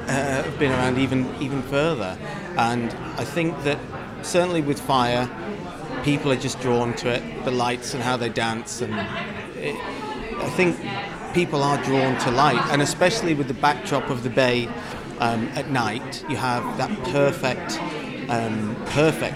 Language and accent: English; Lancaster, North West England, United Kingdom; also born or lived in Morecambe; I grew up in Lancaster, Morecambe, went to school in the area, and I now live in the area